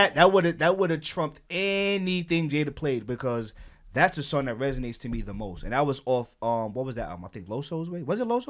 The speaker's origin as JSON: {"language": "English", "region": "New York", "country": "United States", "said": "I'm from Harlem"}